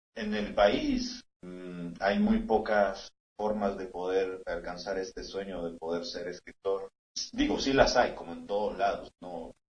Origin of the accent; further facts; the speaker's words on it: San Salvador, El Salvador; now in El Paso, United States; Yo nací en San Salvador, en una zona muy cercana al volcán de San Salvador, en la oh. capital.